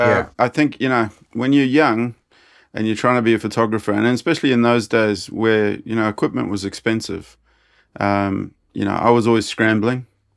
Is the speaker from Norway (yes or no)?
no; South Africa; Yeah. I grew up in South Africa.